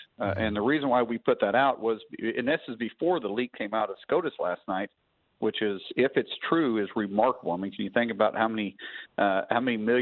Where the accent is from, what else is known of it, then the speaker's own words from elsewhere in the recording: Oklahoma, United States; I'm from Oklahoma